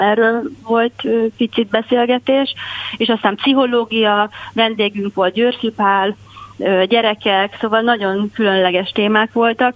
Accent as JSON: {"language": "Hungarian", "country": "Hungary", "tie": "born or raised there", "said": "kislányként azért én 1970-ben születtem, erősen a kommunista rendszer nyomása alatt, és hát nem volt azért olyan, nem voltak ezek a ez, ez, ez a Magyarországon a lét olyan nagyon vidám"}